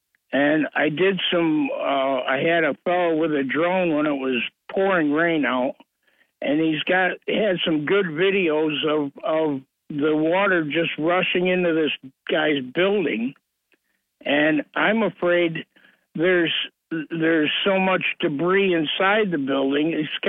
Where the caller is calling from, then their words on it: Owego, New York, United States; from Owego, Bob.